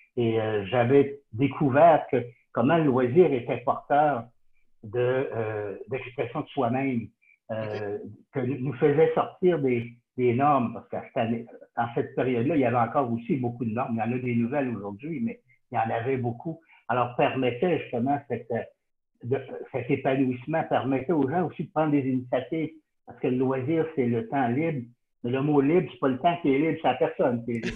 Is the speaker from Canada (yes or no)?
yes; Sherbrooke, Quebec, Canada; j'ai été élevé à Sherbrooke